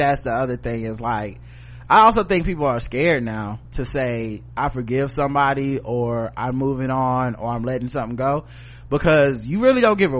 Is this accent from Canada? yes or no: yes; Canada; So while I'm a Canadian, I had my Thanksgiving a month ago.